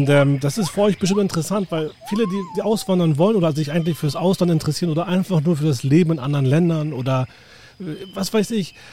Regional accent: Hamburg, Germany; now in United States; Ich komme aus Hamburg, ähm, aus dem schönen Süden von dem Hamburg. Genau. Und ich bin ähm, hierher gezogen im Jahr 2007.

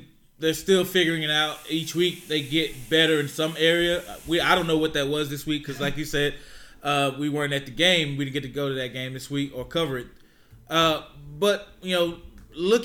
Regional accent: Pittsburg, Texas, United States; I'm from Pittsburgh

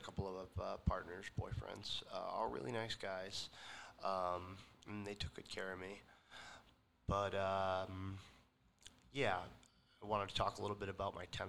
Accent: Penn Yan, New York, United States; now in Ithaca, United States; I was born in the Finger Lakes. I was born in a little town called Peña, New York, which is short for Pennsylvania Yankee, actually.

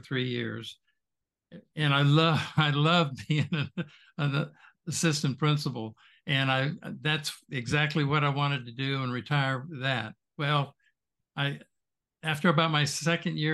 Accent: Winter Park, Florida, United States; I grew up in Winter Park, Florida

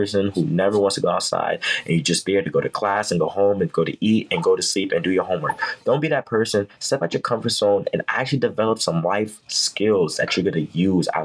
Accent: New York City, New York, United States; I'm from New York City.

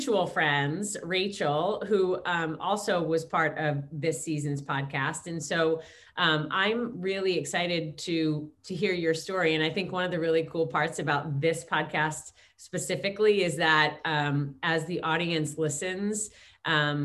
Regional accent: New York, United States; we're all from New York

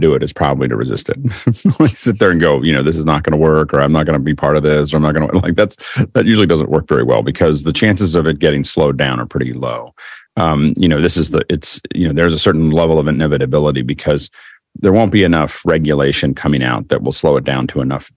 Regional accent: Pittsburgh, Pennsylvania, United States; I'm from Pittsburgh

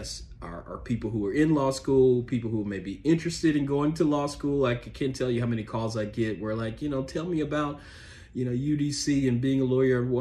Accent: Memphis, Tennessee, United States; now in Washington, D.C., United States; I'm from Memphis

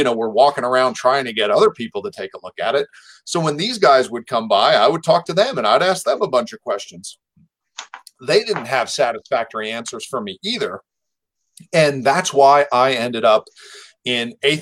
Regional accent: New Jersey, United States; moved away; I was raised Catholic back in New Jersey in an Irish family

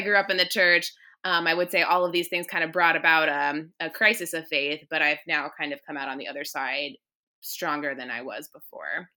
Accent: Northern Virginia, United States; moved away as an adult; also born or lived in Williamsburg, Virginia; now in Richmond, United States; I'm actually from Northern Virginia, so I went to college in Williamsburg, and then I moved back up to Northern Virginia

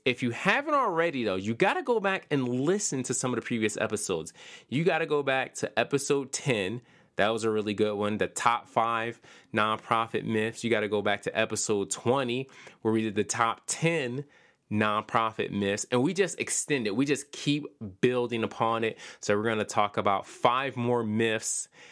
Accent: Philadelphia, Pennsylvania, United States; I'm from Pennsylvania. I'm from Philadelphia.

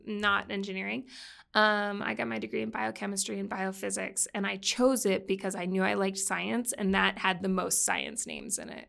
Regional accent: Boston, Massachusetts, United States; moved away; I grew up in Boston

